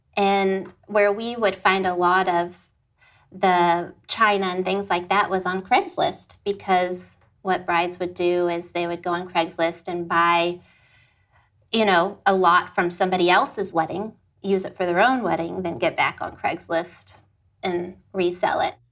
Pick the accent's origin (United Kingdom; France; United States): United States; Austin, Texas; moved away as an adult; now in Fort Worth, United States; I am originally from Austin, Texas